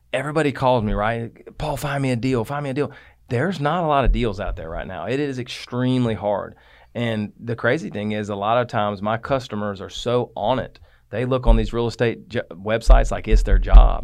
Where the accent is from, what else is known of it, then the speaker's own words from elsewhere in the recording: Atlanta, Georgia, United States; I grew up in South Atlanta